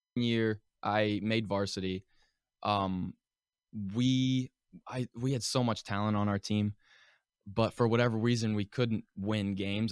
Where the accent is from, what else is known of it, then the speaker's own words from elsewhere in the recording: Pittsburgh, Pennsylvania, United States; moved away; joined my first um, organized hockey team whenever I, I, was five years old, and um, it was the Pittsburgh Predators okay. at um, Ice Castle in Castle Shannon area